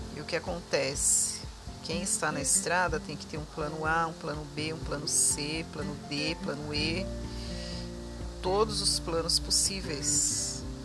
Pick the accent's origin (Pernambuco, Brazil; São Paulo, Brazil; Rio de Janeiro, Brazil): São Paulo, Brazil; Diadema; eu sou de São Paulo, nasci em Diadema, né? Região do ABC paulista.